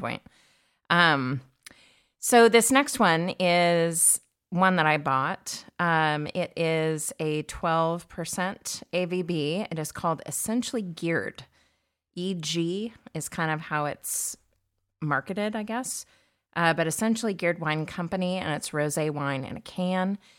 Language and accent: English; California, United States; I grew up in California, it was, but we were in the landlocked area